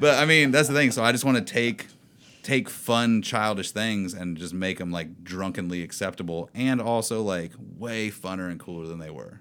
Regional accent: Indiana, United States; moved away; my hometown is, like, population of twelve or something

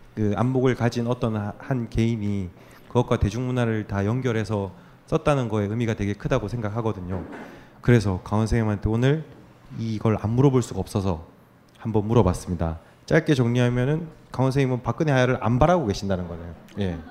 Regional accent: Busan, South Korea; 저도 부산에서 태어나서

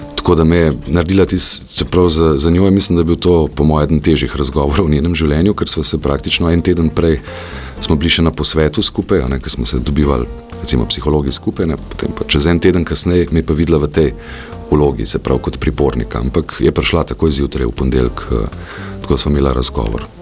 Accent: Slovenia; Slovenci smo

